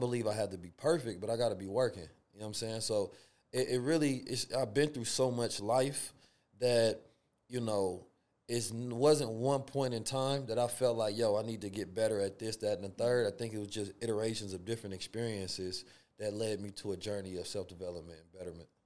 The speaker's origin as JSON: {"language": "English", "town": "Oakland", "region": "California", "country": "United States", "tie": "born or raised there", "also_born_or_lived": "St. Louis, Missouri", "said": "growing up in Oakland, California, and Saint Louis"}